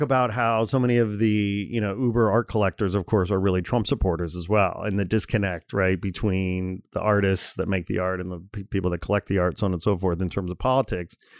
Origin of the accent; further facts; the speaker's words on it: outside Chicago, Illinois, United States; moved away as an adult; also born or lived in Gary, Indiana; now in Los Angeles, United States; I was born in Gary, Indiana, okay? I grew up outside Chicago. I lived in Chicago a long time. I moved to L A in oh one